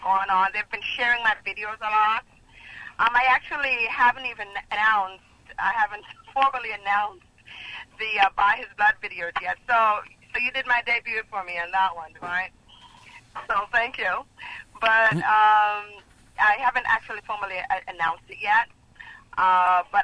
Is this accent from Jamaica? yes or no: yes; Jamaica; now in Boston, United States; I was born and raised in Jamaica.